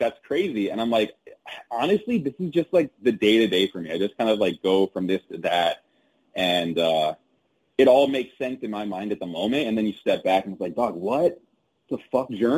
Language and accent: English; Covina, California, United States; also born or lived in Gardena, California; I'm from SoCal. So a city called Gardena is where I was born and raised for the first few years of my life. Then moved to a city called Covina when I was like about 7 or 8 and lived out there until I went to undergrad. So pretty much SoCal from all my childhood